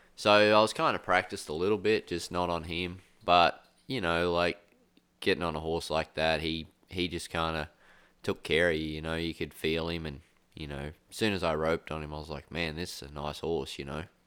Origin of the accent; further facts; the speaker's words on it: Australia; I grew up in Australia